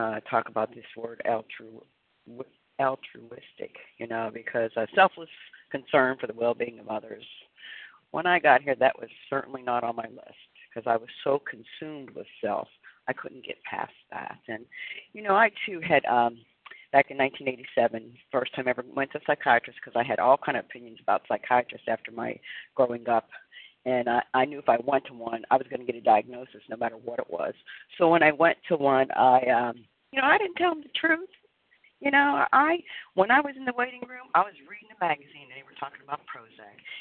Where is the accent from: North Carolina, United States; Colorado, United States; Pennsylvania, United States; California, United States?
Pennsylvania, United States; I'm from Pennsylvania